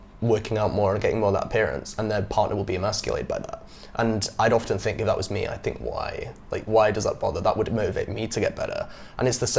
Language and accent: English; England, United Kingdom; moved away as an adult; now in Vietnam; growing up in England like I did